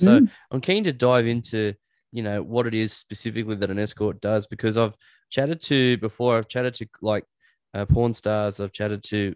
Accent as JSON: {"language": "English", "town": "Newcastle", "region": "New South Wales", "country": "Australia", "moved": "as an adult", "lives_now": "Orange, Australia", "said": "I'm from Newcastle"}